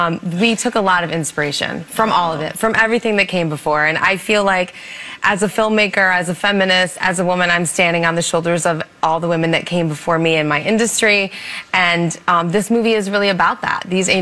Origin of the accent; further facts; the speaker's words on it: Massachusetts, United States; I'm from Massachusetts.